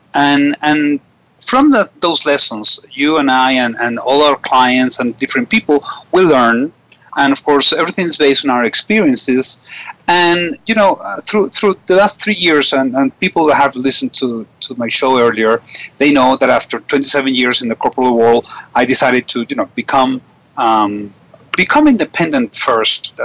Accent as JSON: {"language": "English", "country": "Venezuela", "said": "I was from Venezuela"}